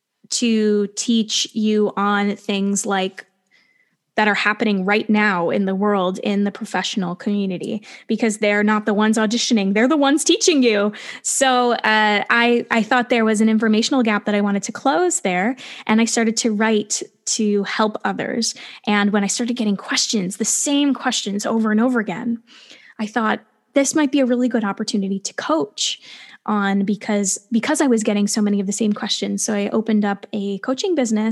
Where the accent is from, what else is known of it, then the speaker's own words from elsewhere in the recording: New Jersey, United States; I grew up in New Jersey, which is only a 40-minute train ride away from New York